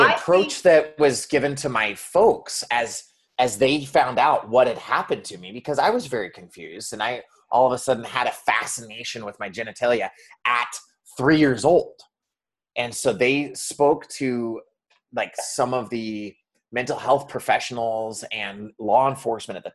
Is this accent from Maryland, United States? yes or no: no; Montana, United States; growing up in Montana